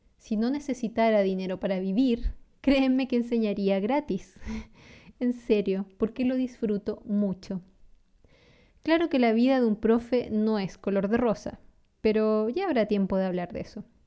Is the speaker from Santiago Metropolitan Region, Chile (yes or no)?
no; San Carlos, Ñuble, Chile; first language Spanish; nací en una pequeña ciudad llamada San Carlos, en el centro sur de Chile